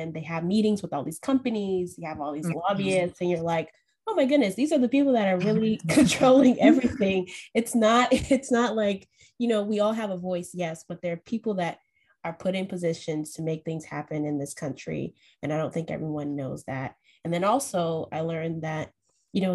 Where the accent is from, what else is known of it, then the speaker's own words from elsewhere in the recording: South Carolina, United States; I grew up in South Carolina